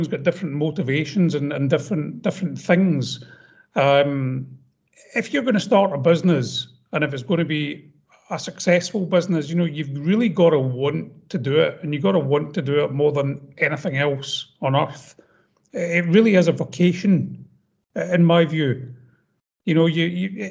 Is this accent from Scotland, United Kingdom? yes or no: yes; Paisley, Scotland, United Kingdom; I'm from Paisley